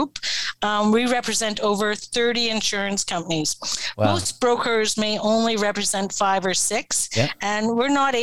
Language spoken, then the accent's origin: English; Edmonton, Alberta, Canada; I'm born and raised in Edmonton